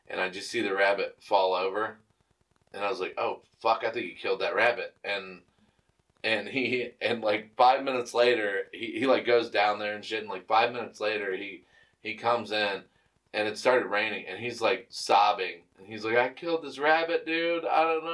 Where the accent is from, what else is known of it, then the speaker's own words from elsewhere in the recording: Cuyahoga Falls, Ohio, United States; I'm from Cuyahoga Falls